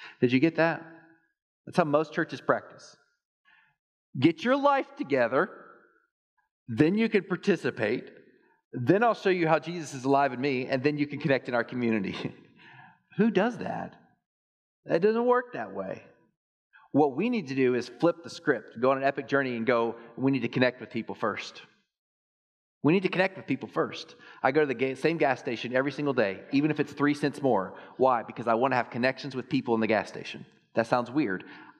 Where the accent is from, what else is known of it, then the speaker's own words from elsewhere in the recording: Texas, United States; I grew up in Texas